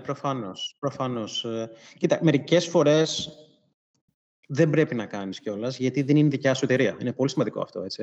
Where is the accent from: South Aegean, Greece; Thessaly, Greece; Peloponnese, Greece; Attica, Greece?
Peloponnese, Greece; Sparta; moved away; also born or lived in Athens; μεγάλωσα σε Σπάρτη